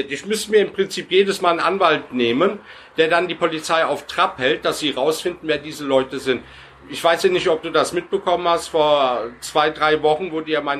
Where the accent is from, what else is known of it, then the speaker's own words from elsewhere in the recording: Turkey; now in Germany; und ich bin Passtürke, ich bin kein Deutscher, noch nicht